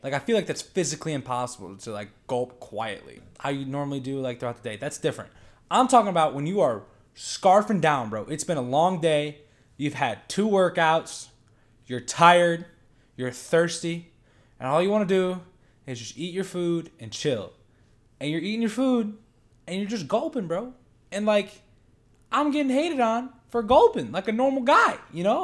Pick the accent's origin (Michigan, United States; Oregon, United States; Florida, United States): Michigan, United States; Hartland; moved away as an adult; also born or lived in Columbia, Missouri; now in Missouri, United States; I am from Michigan, specifically Heartland, Michigan. Uh, grew up there